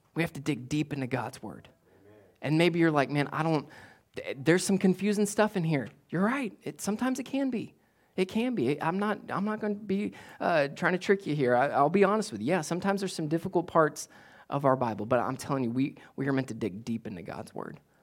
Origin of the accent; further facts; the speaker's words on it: United States; as American Westerners that we are